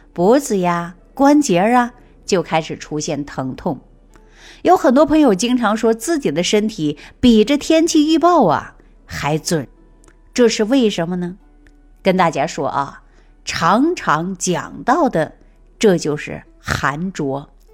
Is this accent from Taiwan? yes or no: no; China; 我们中国人从古至今都是和温水长大的